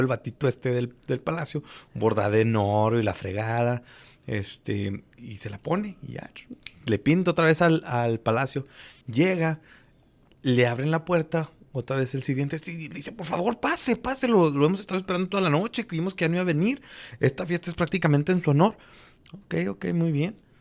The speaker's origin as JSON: {"language": "Spanish", "region": "Durango", "country": "Mexico", "tie": "born or raised there", "moved": "yes", "said": "mi tierra, en Durango"}